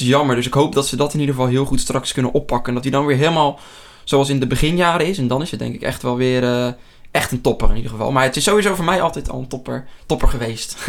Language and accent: Dutch; near Rotterdam, South Holland, Netherlands; uit de buurt van Rotterdam